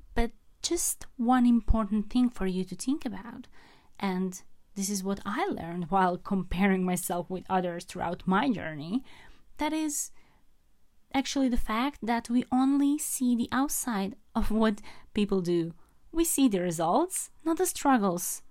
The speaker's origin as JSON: {"language": "English", "country": "Croatia", "tie": "born or raised there", "moved": "yes", "said": "I am in Croatia at the moment, traveling, visiting my hometown"}